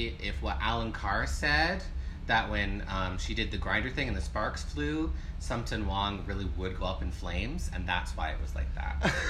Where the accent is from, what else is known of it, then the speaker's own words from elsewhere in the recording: Canada; here's three Canadians